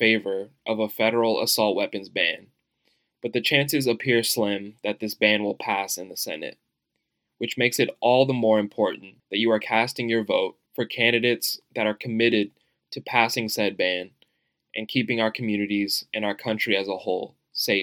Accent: United States; as an American

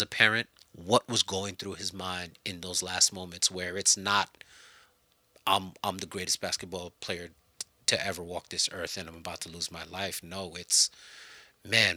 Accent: Haiti; I was born in Haiti

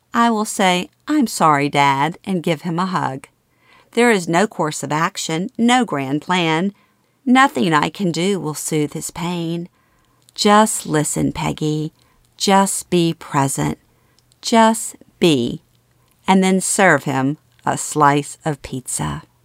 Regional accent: Baton Rouge, Louisiana, United States; moved away as an adult; growing up in Baton Rouge

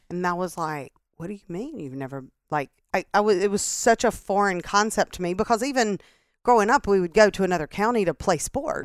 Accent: Starkville, Mississippi, United States; moved away as an adult; also born or lived in Greenwood, Mississippi / Indianola, Mississippi / Erie, Pennsylvania / North Carolina; now in Mississippi Gulf Coast, United States; we moved to Starkville, and that's where my dad and his business partners started a business. And so that's where we grew up in Starkville

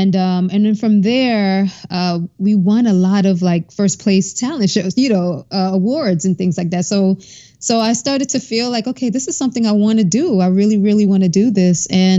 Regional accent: Brooklyn, New York, United States; And so I was born in Crown Heights, Brooklyn, and then we moved to Canarsie, Brooklyn, where I went to high school, junior high school.

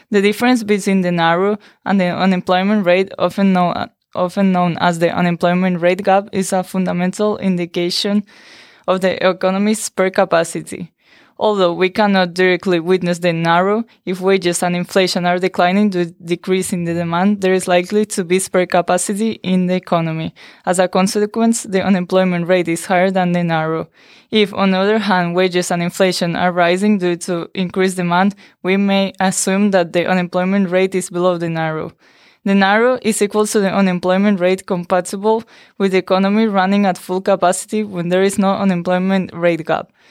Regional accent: Canary Islands, Spain; now in United States; I'm from Spain, from the Canary Islands.

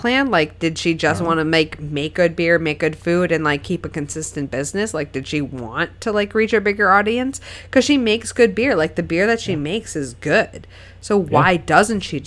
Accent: Keene, New Hampshire, United States; born or raised there

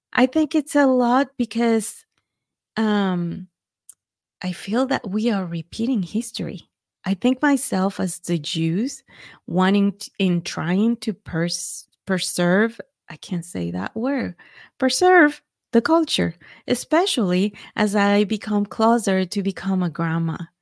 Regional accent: Mexico; now in Texas, United States; I was born and raised in Mexico

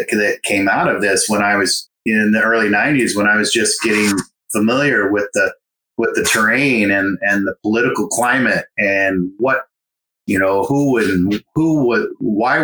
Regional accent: Sonoma County, California, United States; also born or lived in Southwest United States; now in Marin County, United States; I'm from Sonoma County, just to the north, but came to Marin

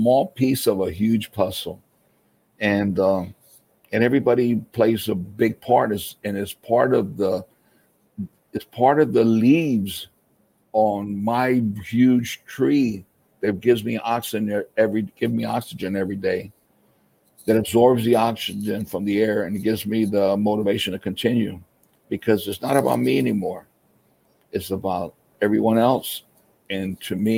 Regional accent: Florida, United States; moved away as an adult; also born or lived in Tampa, Florida; now in Dominican Republic; born and raised in Florida

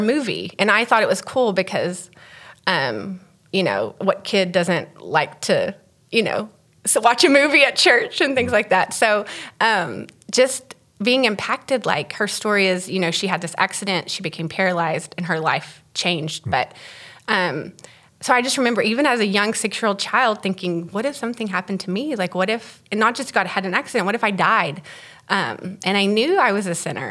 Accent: Texas, United States; so I'm from Texas. Um, my dad is a pastor, so I grew up as a PK.

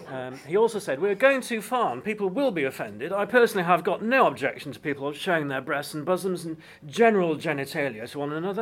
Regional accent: Scarborough, Yorkshire and the Humber, United Kingdom; moved away; I grew up in Scarborough

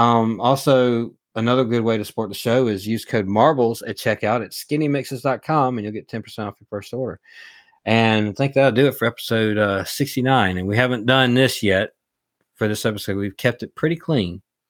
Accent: the South, United States; accent: Southern; they do like to rag me a little bit about my Southern accent.

